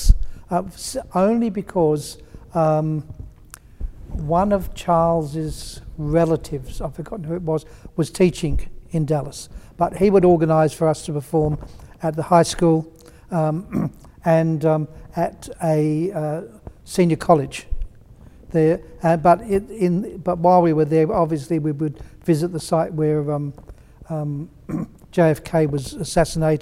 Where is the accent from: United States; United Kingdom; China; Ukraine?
United Kingdom; England; now in Victoria, Australia; because I was from England originally